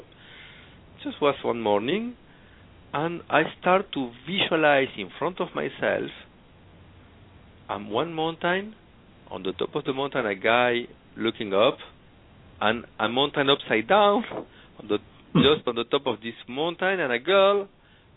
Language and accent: English; Argentina; English is a second language; now in Paris, France; I'm from Argentina, living in Paris